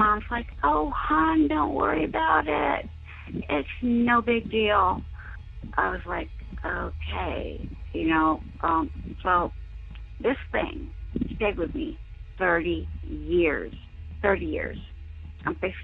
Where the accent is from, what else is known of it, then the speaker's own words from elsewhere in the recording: Corpus Christi, Texas, United States; I was born and raised down in Texas, Corpus Christi